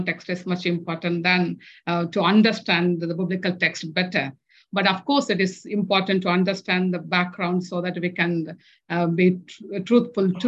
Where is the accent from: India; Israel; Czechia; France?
India; English is a second language; moved away as an adult; having come from the previous colonial nation, in a colonized country, India.